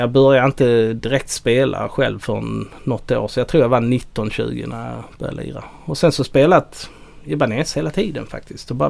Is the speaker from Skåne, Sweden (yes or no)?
yes; outside Helsingborg, Skåne, Sweden; där jag kommer ifrån utanför